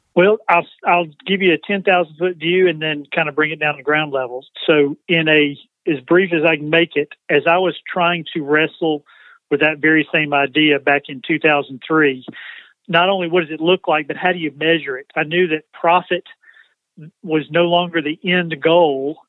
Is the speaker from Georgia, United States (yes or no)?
yes; LaGrange, Georgia, United States; moved away as an adult; now in Spartanburg, United States; I'm actually from the South. Home is up until the last two weeks was in uh, LaGrange, Georgia, about an hour south of Atlanta.